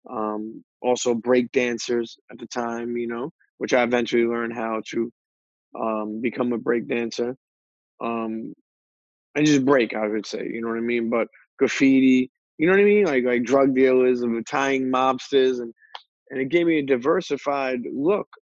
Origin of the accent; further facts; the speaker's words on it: Coney Island, New York, United States; also born or lived in Bensonhurst; So me growing up in Coney Island, and the crazy thing is I got the best of both worlds because when I was 14, I did wind up moving into that area.